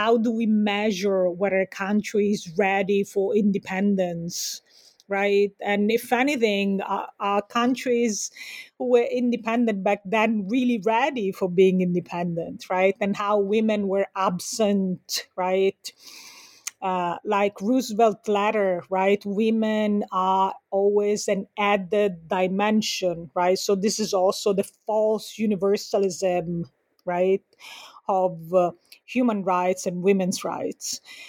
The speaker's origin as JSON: {"language": "English", "region": "Sicily", "country": "Italy", "lives_now": "United States", "said": "I'm also from Sicily, right, which to Antonio Gramsci was part of Italy internal colonialism, and I live in the US where I'm a feminist migrant, and this is a settler colony."}